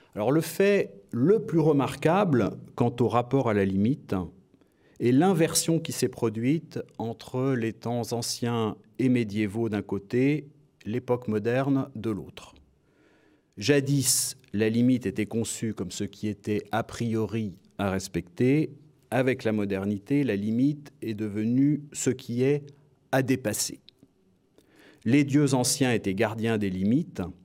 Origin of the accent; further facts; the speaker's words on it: France; je suis français et que je me suis beaucoup consacré aux mathématiques